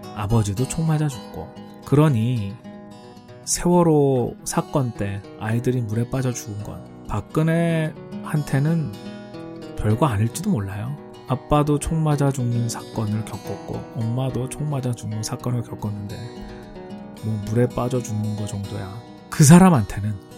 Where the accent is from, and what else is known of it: South Korea; moved away as an adult; also born or lived in United States